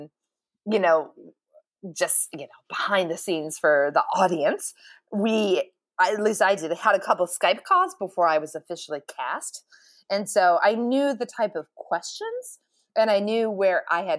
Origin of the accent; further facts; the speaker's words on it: Ohio, United States; I'm from Ohio.